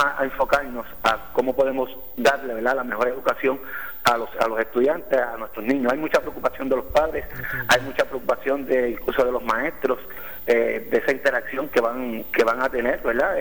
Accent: Villalba, Puerto Rico; also born or lived in Orocovis; soy, vivo en la colindancia entre Villalba y Orocovis

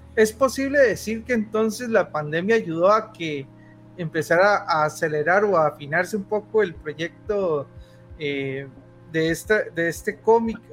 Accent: Costa Rica; soy costarricense

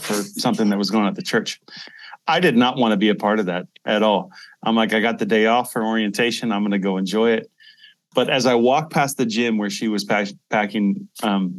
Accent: Seattle, Washington, United States; moved away as an adult; now in Sofia, Bulgaria; I was originally from Seattle, the Seattle area. I was born in Seattle.

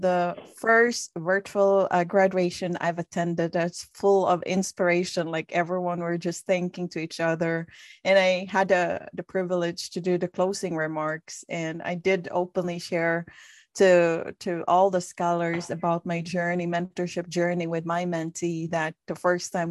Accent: Philippines; When I was growing up in the Philippines

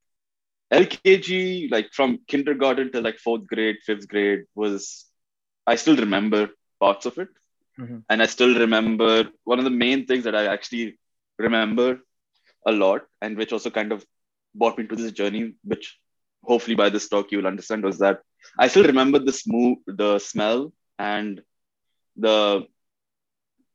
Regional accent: Bahrain; moved away as an adult; also born or lived in Oman; now in Canada; I was born in Oman. Okay. And then in Bahrain, I came like 94. Okay. Growing up in Bahrain was a very good time

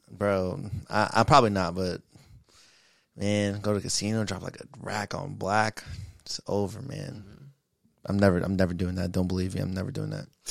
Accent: New York, United States; a couple of, of New York niggas

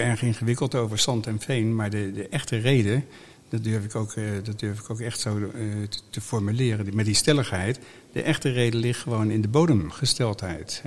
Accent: The Hague, South Holland, Netherlands; we zijn vertrokken naar de Schilderswijk. En dat maakt dat ik mijn hele jeugd doorgebracht heb in de Schilderswijk

